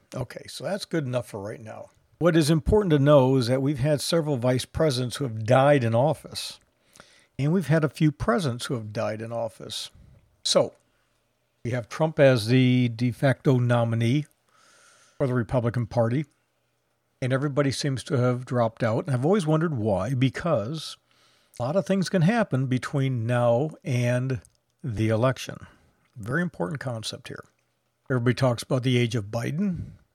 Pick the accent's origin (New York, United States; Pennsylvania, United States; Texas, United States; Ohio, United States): Texas, United States; from the great state of Texas, my hometown, my home state